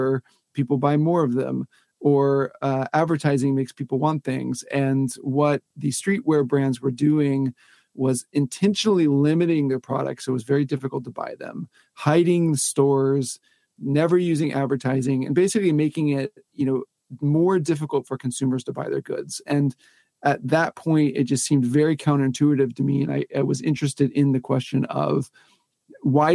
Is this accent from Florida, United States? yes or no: yes; Pensacola, Florida, United States; I grew up in Pensacola, Florida, which is kind of nowhere in that it's a semi-small town